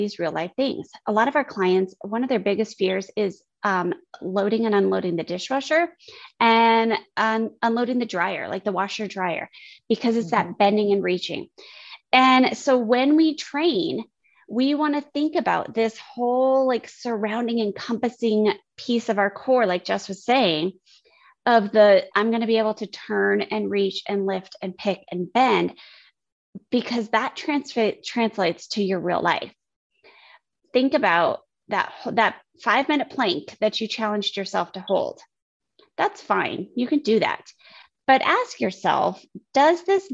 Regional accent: United States; I grew up on the Mexican border

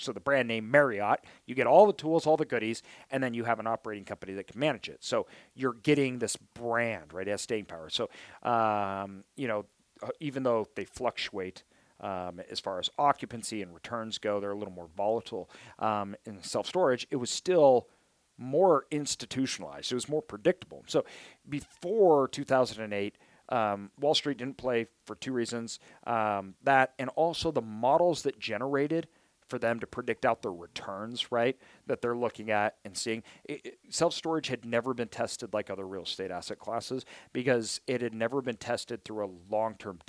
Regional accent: Idaho, United States; I'm from Idaho

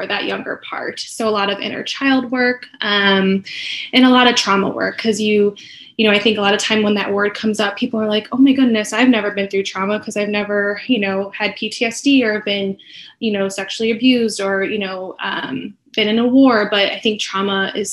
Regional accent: Chicago, Illinois, United States; moved away as an adult; now in Arizona, United States; I am originally from Chicago, moved out here about 11 years ago. So Arizona has been home for quite some time

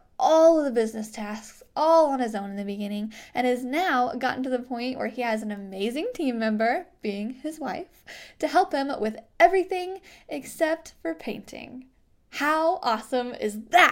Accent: Springfield, Missouri, United States; my hometown of Springfield, Missouri

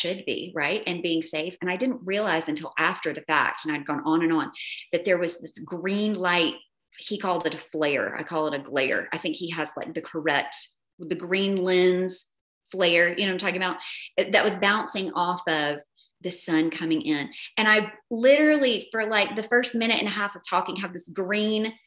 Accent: Tennessee, United States; accent: Southern; I'm a Southern girl from Tennessee. My accent is horrific sometimes

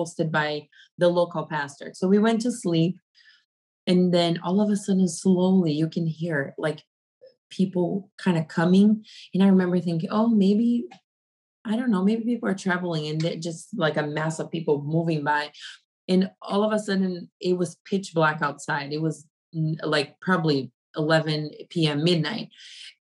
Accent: Brazil; moved away as an adult; also born or lived in Africa; now in United States; I was coming from Brazil, which it is considered a third world country

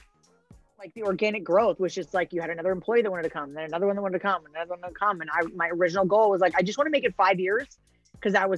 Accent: hometown near Southbury, Connecticut, United States; to be in my hometown that I grew up

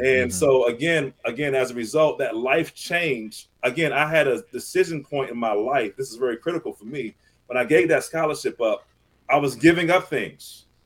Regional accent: Southern Maryland, United States; I grew up in Southern Maryland, uh, which mm-hmm. is about 45 minutes to an hour outside of Washington D.C um, kind of a country town.

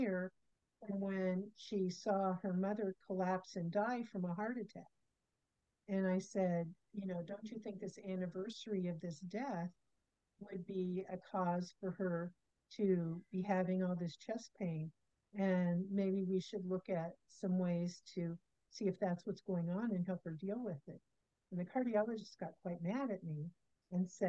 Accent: Kansas, United States; I was born in Kansas.

